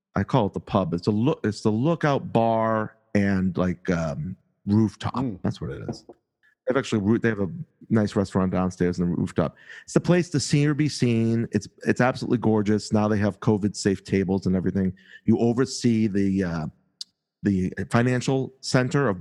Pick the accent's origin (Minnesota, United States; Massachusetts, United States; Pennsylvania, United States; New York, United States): Massachusetts, United States; Boston; accent: Boston; my Boston accent, which I don't think is too bad